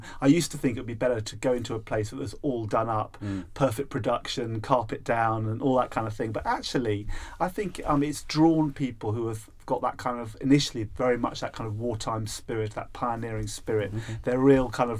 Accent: London, United Kingdom; moved away as an adult; now in Brighton, United Kingdom; I was brought up in Notting Hill

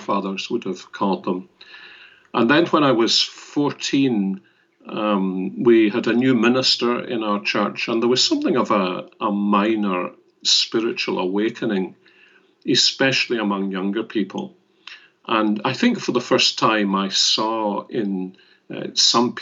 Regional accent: Glasgow, Scotland, United Kingdom; I was born and brought up in Glasgow

